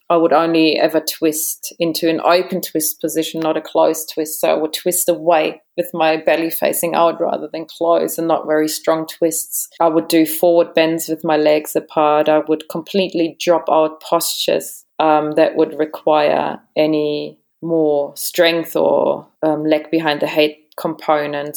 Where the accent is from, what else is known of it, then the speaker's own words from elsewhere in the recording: Germany; moved away as an adult; also born or lived in Sydney, Australia / Adelaide, Australia / Perth, Australia / Bali, Indonesia; now in Australia; German origin. So I was born in Germany. I grew up in Germany as well. And it wasn't until I was about 20, 21 that I came to Australia